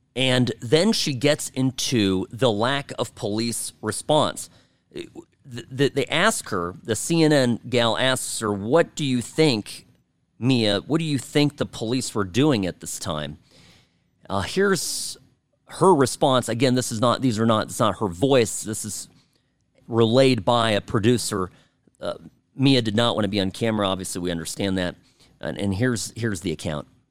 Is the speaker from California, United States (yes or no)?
yes; California, United States; I grew up in California